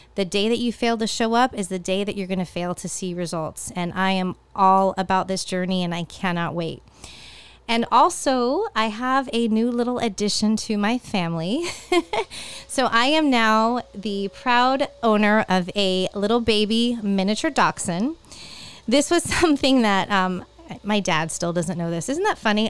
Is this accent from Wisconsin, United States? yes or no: no; California, United States; now in Florida, United States; growing up in California, the weather really took a change in, in October